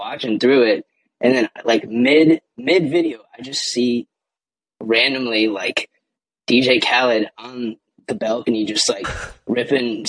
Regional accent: Chicago, Illinois, United States; I'm from Chicago

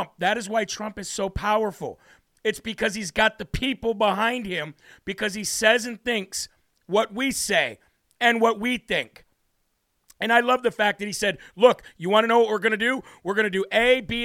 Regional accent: United States; I am an American.

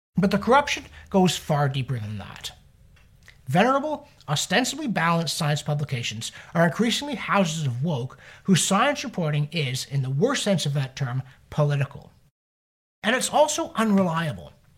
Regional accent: Canada; we humble Canadians

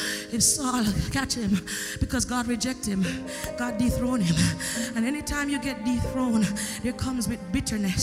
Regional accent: Jamaica; I'm from Jamaica

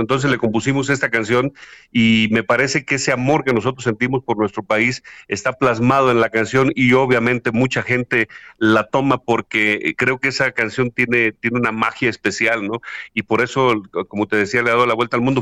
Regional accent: Huasteca, Hidalgo, Mexico; moved away as an adult; also born or lived in Mexico City; yo soy de la región de la Huasteca, en el estado de Hidalgo, acá en México

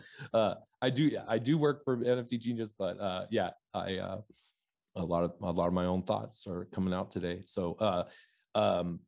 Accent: Oregon, United States; moved away as an adult; also born or lived in New York / Wisconsin / Seattle; I grew up in Oregon. I'm born and raised in Oregon. I live in Portland, Oregon right now

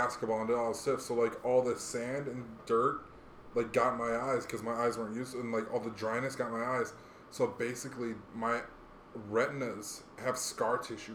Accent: Hawaii, United States; moved away; I grew up in Hawaii

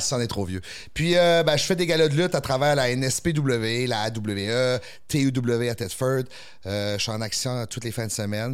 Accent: the Maritimes, Canada; moved away as an adult; now in Quebec City, Canada; Nous au Maritime, c'était 7 jours sur 7. J'ai déménagé à Québec pour continuer

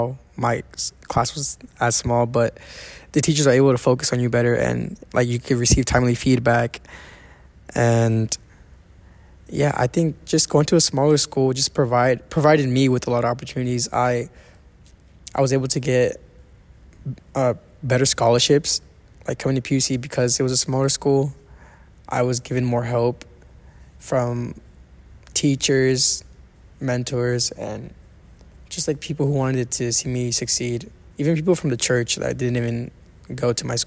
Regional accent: Fairfield, California, United States; also born or lived in Pleasant Hill, California; I live in Fairfield and I went to school all the way in the Bay in Pleasant Hill

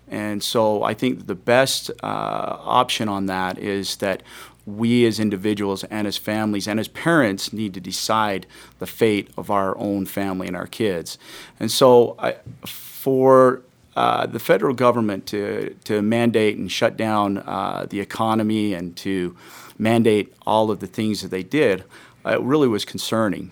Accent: Parowan, Utah, United States; I'm from Parowan. I grew up in Parowan.

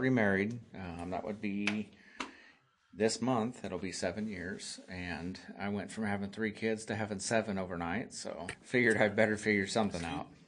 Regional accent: Nebraska, United States; I grew up here in Nebraska, small town between Lincoln and Omaha.

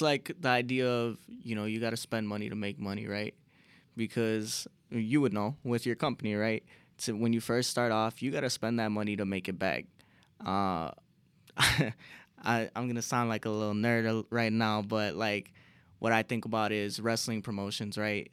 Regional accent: Chicago, Illinois, United States; we're from Chicago

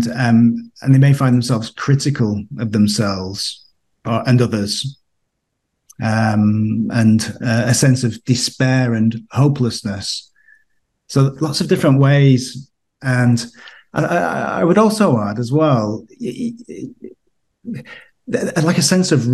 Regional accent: United Kingdom; moved away as an adult; now in Austria; you may detect from my accent that I'm from the UK originally

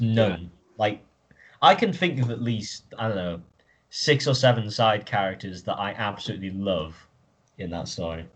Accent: England, United Kingdom; I'm English

